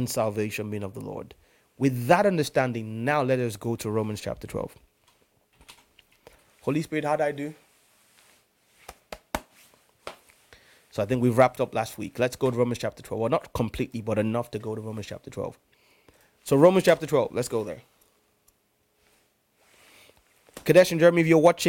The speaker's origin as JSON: {"language": "English", "country": "Nigeria", "tie": "born or raised there", "first_language": "English", "said": "Growing up in Nigeria"}